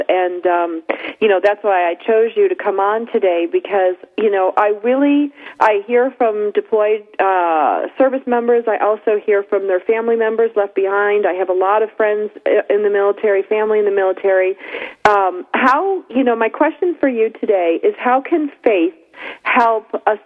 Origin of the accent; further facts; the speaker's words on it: United States; I grew up in Erie County, which is right above Erie, Pennsylvania.